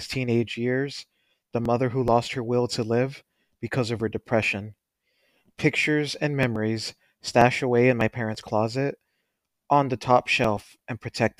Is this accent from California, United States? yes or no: yes; Los Angeles, California, United States; I'm from Los Angeles, South Central, and what people call a ghetto or the hood.